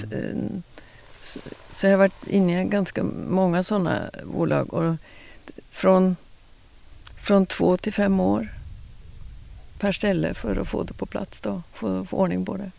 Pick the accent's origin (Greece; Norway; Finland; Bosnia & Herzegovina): Norway; Oslo, Oslofjord; now in Lysekil, Sweden; jag kommer från ytterst i Oslo, Oslofjorden. Ja. Vuxit upp